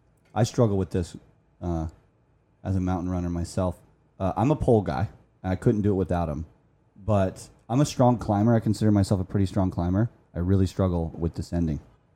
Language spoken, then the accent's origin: English; Salt Lake City, Utah, United States; I was born and raised in Salt Lake.